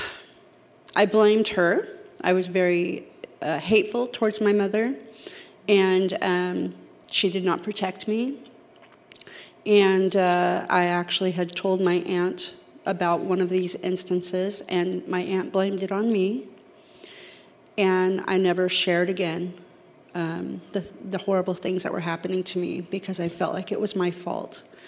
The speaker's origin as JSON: {"language": "English", "region": "California", "country": "United States", "moved": "yes", "said": "I'm from California."}